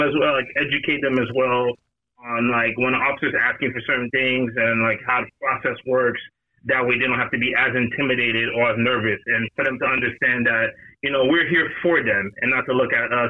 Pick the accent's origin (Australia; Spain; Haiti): Haiti; now in Orlando, United States; Originally I'm from Haiti.